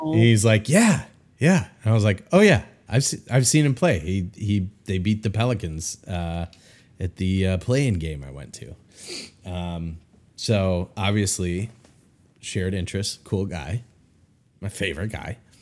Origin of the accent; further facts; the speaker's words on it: Chicago, Illinois, United States; moved away; I'm hiding out in my hometown